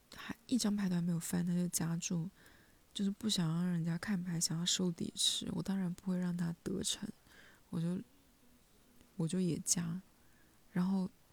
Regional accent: Hunan, China; 我是湖南人

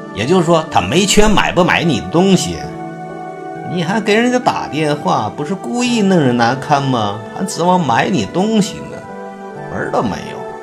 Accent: China; 我们中国人

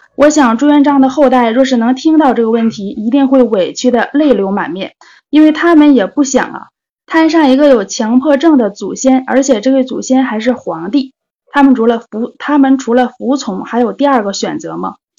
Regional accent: Jilin, China; now in Shenyang, China; 我是嘉市吉林省的，现在在沈阳

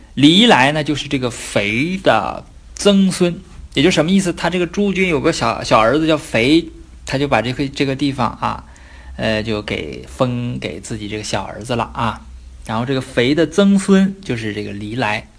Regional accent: China; 我们中国人

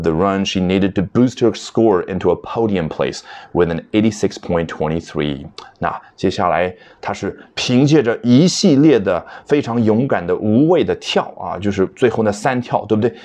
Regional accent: China; 我们中国人

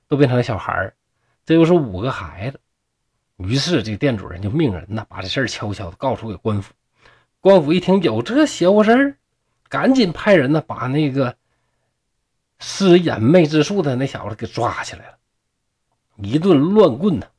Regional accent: Shenyang, Liaoning, China; accent: Northeastern Mandarin; 像我们东北这边儿啊

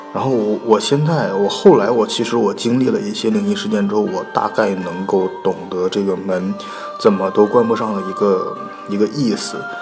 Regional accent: Northeast China, China; 因为我们家是东北的

